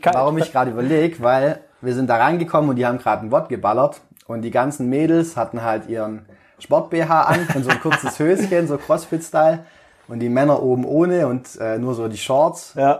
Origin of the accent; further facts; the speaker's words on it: Balingen, Baden-Württemberg, Germany; moved away as an adult; also born or lived in Böblingen; bin in Balingen geboren und aufgewachsen, so südlich von Tübingen nochmal, 50 Kilometer circa